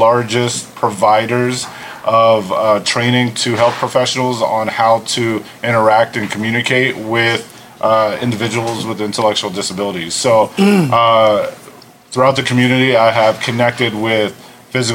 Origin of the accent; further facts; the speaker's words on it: Lancaster, Pennsylvania, United States; now in Las Vegas, United States; Originally from Lancaster, Pennsylvania.